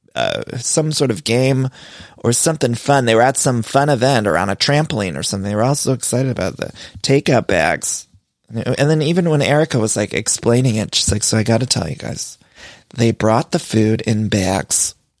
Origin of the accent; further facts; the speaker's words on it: Cleveland, Ohio, United States; I'm from Cleveland